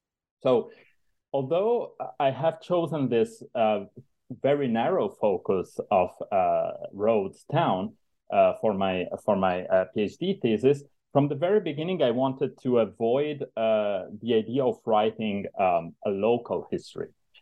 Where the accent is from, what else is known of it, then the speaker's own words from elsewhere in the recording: Italy; moved away; also born or lived in Paris / Berlin; I'm originally from Italy